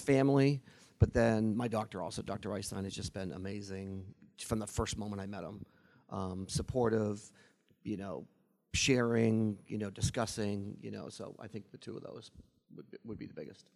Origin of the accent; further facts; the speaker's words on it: Boston, Massachusetts, United States; I'm from Boston. I'm a Red Sox fan